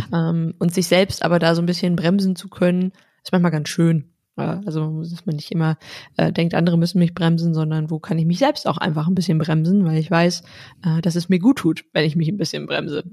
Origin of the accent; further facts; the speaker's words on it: North Rhine-Westphalia, Germany; also born or lived in Iceland; weil das tiefe R aus, aus äh, Westfalen, wo ich herkomme